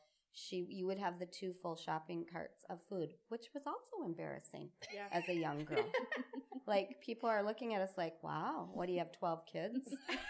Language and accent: English; Burnsville, Minnesota, United States; I grew up in Burnsville. I am the youngest of three. I had two older brothers, Billy and John. My parents moved around a lot.